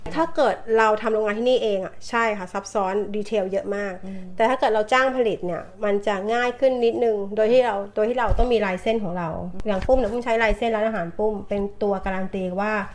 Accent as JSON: {"language": "Thai", "region": "Bangkok", "country": "Thailand", "moved": "as an adult", "lives_now": "Brisbane, Australia", "said": "เป็นคนกรุงเทพค่ะ"}